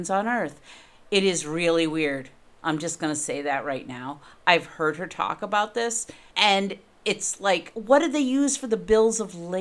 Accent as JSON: {"language": "English", "region": "New England", "country": "United States", "said": "I'm from New England"}